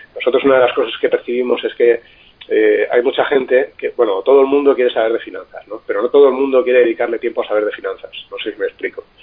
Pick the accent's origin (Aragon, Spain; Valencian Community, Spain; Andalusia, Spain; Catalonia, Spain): Valencian Community, Spain; Alicante; yo soy alicantino